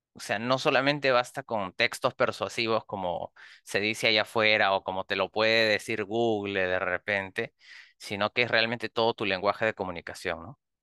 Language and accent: Spanish; Peru; soy de Perú